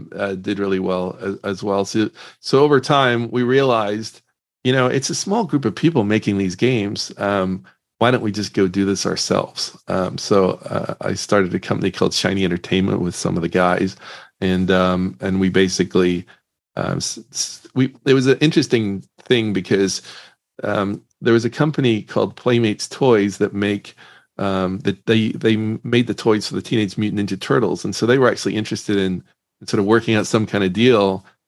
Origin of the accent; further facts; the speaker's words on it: Northern Ireland, United Kingdom; I grew up in Northern Ireland, and I actually got really interested in the video game industry.